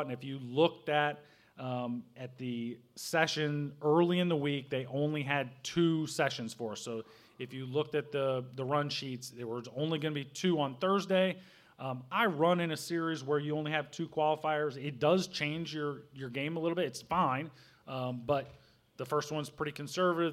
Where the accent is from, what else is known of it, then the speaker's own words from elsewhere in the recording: Southern Illinois, United States; I grew up in Southern Illinois